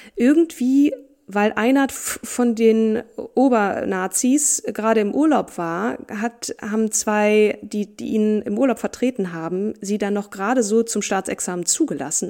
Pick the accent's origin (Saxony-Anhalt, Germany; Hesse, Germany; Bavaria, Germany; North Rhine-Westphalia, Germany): Hesse, Germany; Marburg; in meiner Geburtsstadt Marburg